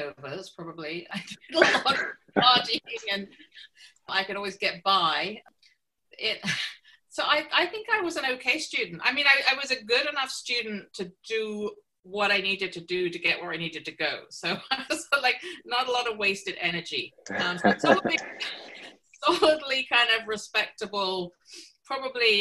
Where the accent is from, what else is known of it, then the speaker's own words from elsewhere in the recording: Stapleford, East of England, United Kingdom; now in Toronto, Canada; So I was born just outside of Cambridge, England. So I was born in a little village called Stapleford. And that's where I grew up